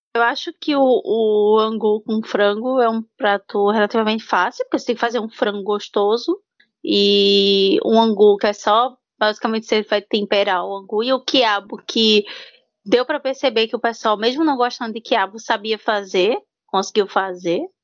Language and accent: Portuguese; Pernambuco, Brazil; eu sou pernambucana com orgulho